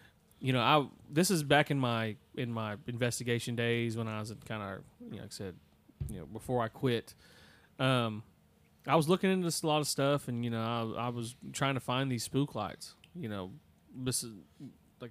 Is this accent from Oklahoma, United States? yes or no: yes; Tahlequah, Oklahoma, United States; I'm from Tahlequah, Cherokee Nation country